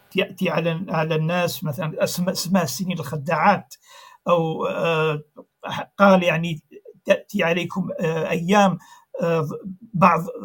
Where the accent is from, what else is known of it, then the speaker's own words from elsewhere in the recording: Algeria; عندنا في الجزائر